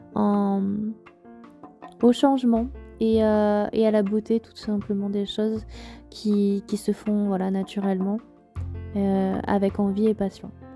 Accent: Auvergne-Rhône-Alpes, France; also born or lived in Moselle; j'étais loin de l'Auvergne, de mon Auvergne chérie

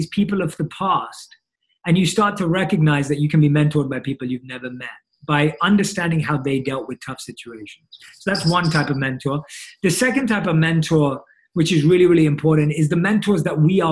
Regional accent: London, United Kingdom; growing up in London, where I was born and raised.

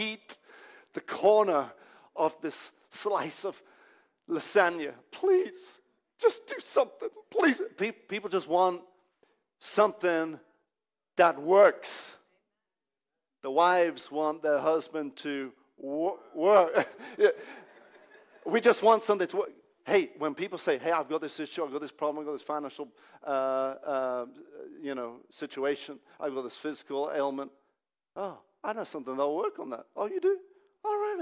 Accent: Hungary; now in Manchester, United Kingdom; my home country

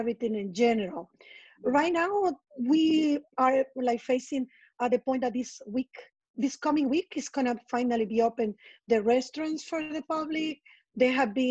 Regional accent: San Salvador, El Salvador; first language Spanish; English is a second language; moved away as an adult; now in New York, United States; since I relocated from my hometown, San Salvador, in El Salvador.

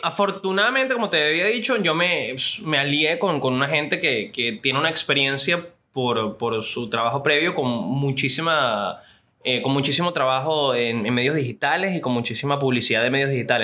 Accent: Venezuela; yo soy un venezolano

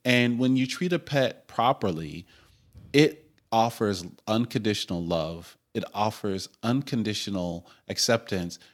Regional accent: Oregon, United States; as an Oregonian

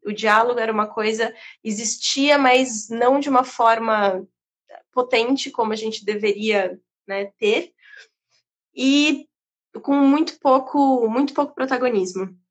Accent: Brazil; estar ali como brasileira

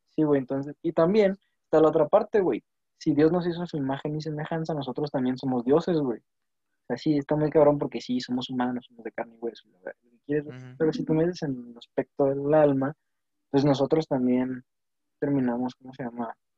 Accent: Mexico; al menos como mexicanos

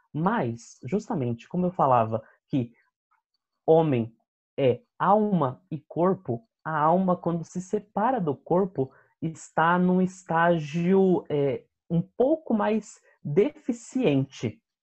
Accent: São Bernardo do Campo, São Paulo, Brazil; sou natural de São Bernardo do Campo

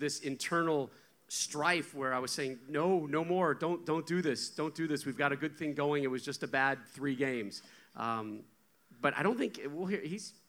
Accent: Connecticut, United States; I grew up in Connecticut.

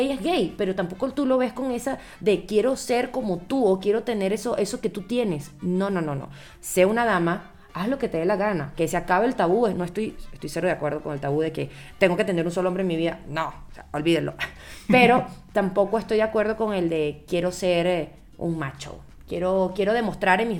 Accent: Venezuela; en mi país también, en Venezuela también.

